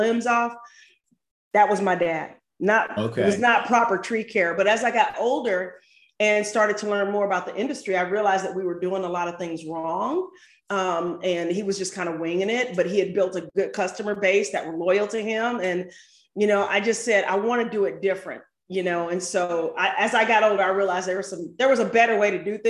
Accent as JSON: {"language": "English", "town": "St. Louis", "region": "Missouri", "country": "United States", "tie": "born or raised there", "moved": "yes", "lives_now": "Atlanta, United States", "said": "I grew up in St. Louis, but moved to Atlanta and started a tree service here in Atlanta"}